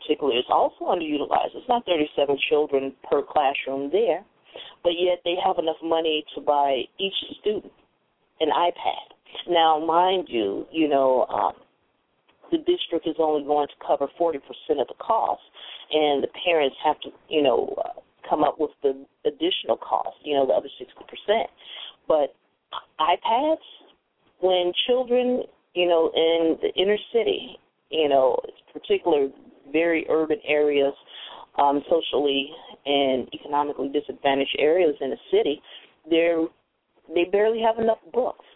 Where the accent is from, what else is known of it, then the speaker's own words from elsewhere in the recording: Chicago, Illinois, United States; moved away; I was raised here in Chicago until a certain age